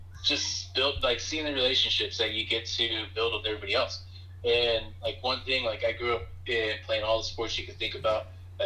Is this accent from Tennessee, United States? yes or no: no; Texas, United States; moved away; also born or lived in Fort Bragg, North Carolina; I grew up in Texas.